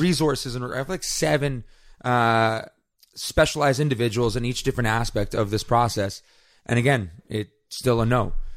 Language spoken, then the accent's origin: English; Canada; my fundamental rights as a Canadian